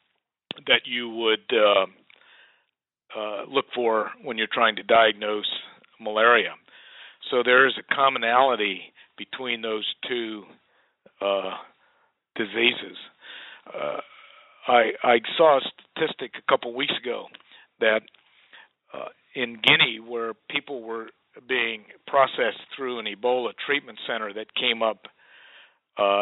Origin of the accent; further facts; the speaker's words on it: United States; we as American citizens